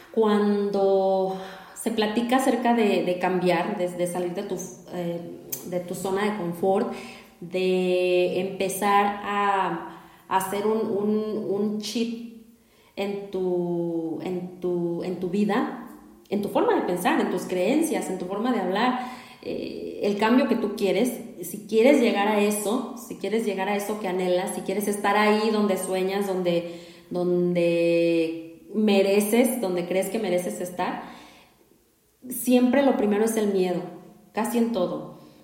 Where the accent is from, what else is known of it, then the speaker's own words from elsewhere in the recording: Mexico; en nuestra cultura aquí como mexicanos, como mexicanas